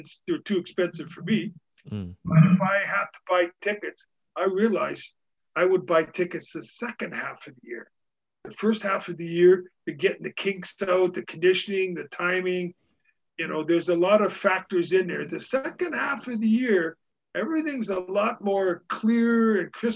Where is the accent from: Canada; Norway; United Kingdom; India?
Canada; being Canadian